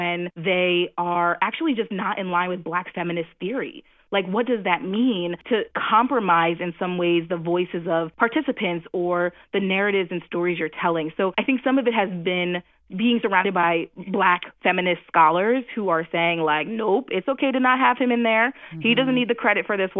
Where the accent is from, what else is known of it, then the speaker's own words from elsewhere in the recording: New Jersey, United States; I'm from New Jersey